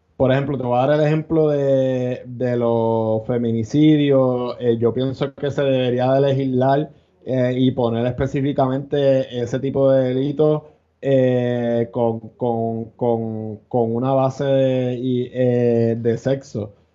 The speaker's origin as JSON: {"language": "Spanish", "country": "Puerto Rico", "said": "somos ciudadanos, si somos ciudadanos americanos"}